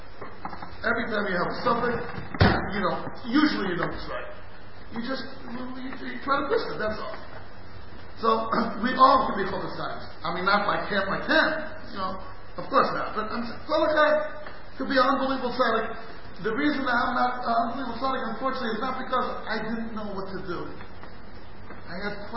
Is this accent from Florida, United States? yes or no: no; St. Louis, Missouri, United States; moved away; I was born in St. Louis in the end of the 50s